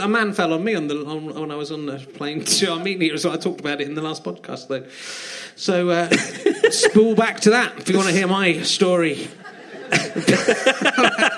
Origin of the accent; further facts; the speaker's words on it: Cheddar, South West England, United Kingdom; I grew up in Cheddar, so there wasn't a McDonald's in Cheddar.